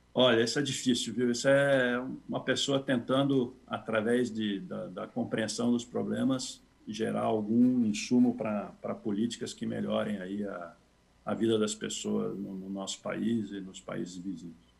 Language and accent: Portuguese; São Paulo, Brazil; eu cresci, nasci cresci em São Paulo